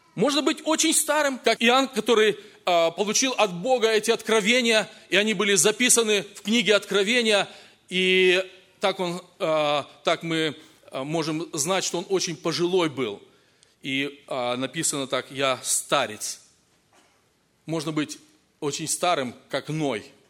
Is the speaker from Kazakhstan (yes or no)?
yes; Kazakhstan; moved away; also born or lived in Russia; я рос в Казахстане, потом в России